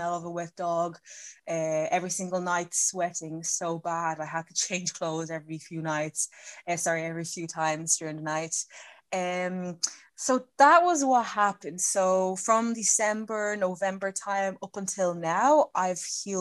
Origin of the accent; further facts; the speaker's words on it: Ireland; I'm from Ireland